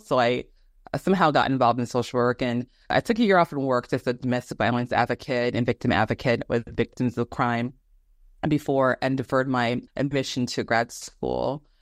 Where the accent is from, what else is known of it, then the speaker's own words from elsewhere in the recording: Phoenix, Arizona, United States; also born or lived in Houston, Texas; I'm originally from Houston, Texas, and I grew up in, I would say, half of my life before my mother and my brothers and I relocated to Arizona, um, when I was in seventh grade